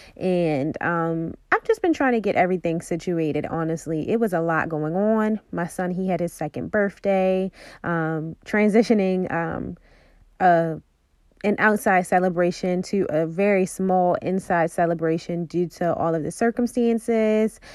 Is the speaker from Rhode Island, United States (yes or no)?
no; Baltimore, Maryland, United States; I'm from Baltimore